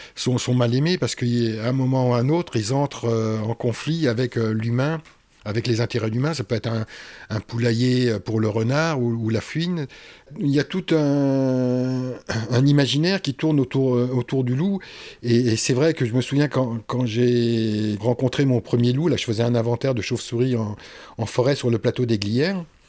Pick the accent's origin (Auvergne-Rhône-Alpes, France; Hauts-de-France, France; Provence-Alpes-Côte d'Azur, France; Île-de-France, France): Hauts-de-France, France; Oise; j'ai grandi euh, dans la région parisienne, enfin dans l'Oise